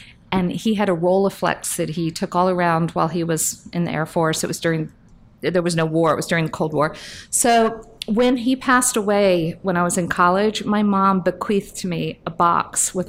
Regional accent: Fort Myers, Florida, United States; moved away as an adult; now in New York, United States; I grew up in Southwest Florida, mm-hmm. Fort Myers

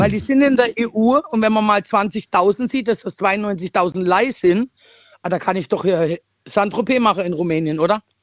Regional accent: East Germany, Germany; ich bin ein Ossi-Mädchen

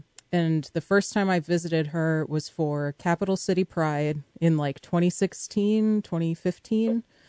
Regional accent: rural Missouri, United States; I'm from Missouri.

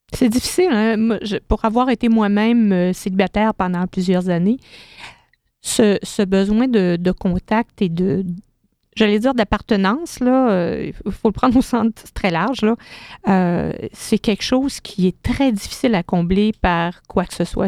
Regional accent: Quebec, Canada; chez nous, au Québec

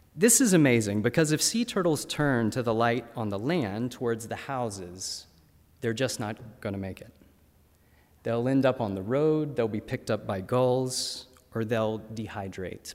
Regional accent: North Carolina, United States; My home state of North Carolina

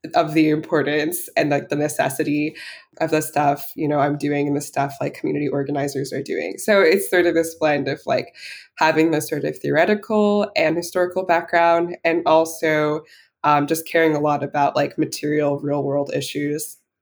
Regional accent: New Jersey, United States; I actually am back in my hometown, but I grew up here. It's a predominantly white and conservative suburb pretty affluent in New Jersey

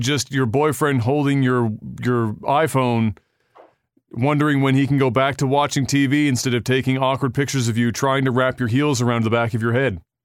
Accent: Canada; as a Canadian

